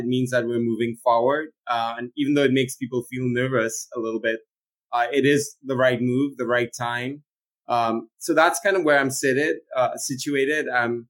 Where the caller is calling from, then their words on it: San Francisco, California, United States; Yeah, so I'm calling from San Francisco at a very significant time.